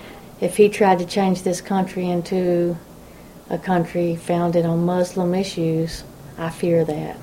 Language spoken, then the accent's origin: English; Kingdom Come Creek, Kentucky, United States